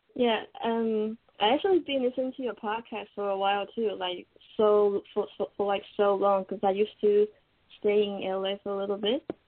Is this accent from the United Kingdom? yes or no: no; Taiwan; English is a second language; now in Japan; I'm from Taiwan originally.